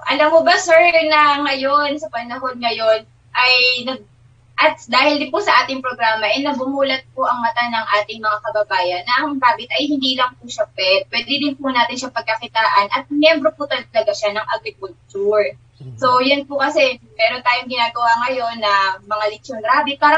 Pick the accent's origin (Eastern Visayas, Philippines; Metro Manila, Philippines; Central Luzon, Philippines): Central Luzon, Philippines; Nueva Ecija; Ang aking background po, maliban sa ako ay laking Nuevecihano